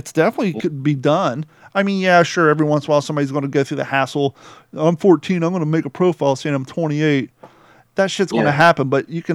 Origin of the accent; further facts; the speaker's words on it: United States; also born or lived in Kentucky / Ohio; I grew up in Kentucky and Ohio